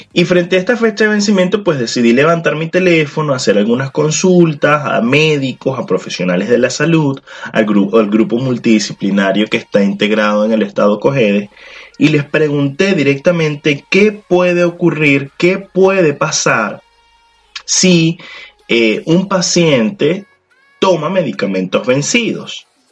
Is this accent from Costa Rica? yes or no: no; Venezuela; nosotros como, como venezolanos